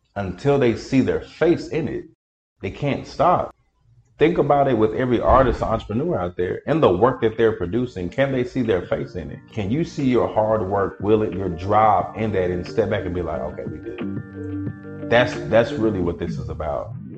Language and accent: English; Dallas, Texas, United States; moved away as an adult; also born or lived in Prairie View, Texas; now in Houston, United States; I grew up in Dallas, the Oak Cliff area